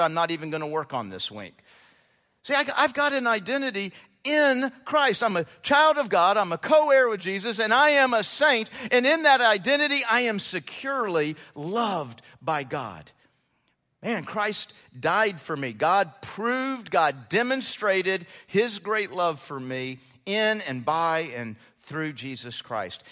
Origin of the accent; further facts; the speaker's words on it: United States; being an American